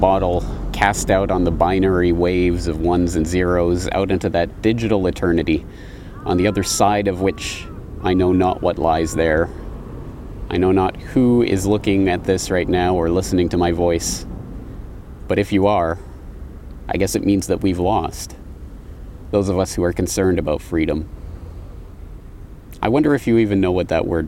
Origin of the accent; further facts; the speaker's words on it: Canada; now in Japan; I come from one called Canada.